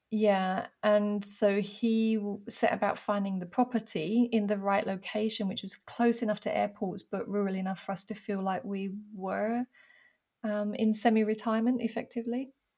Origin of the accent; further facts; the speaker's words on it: United Kingdom; now in France; being a Brit abroad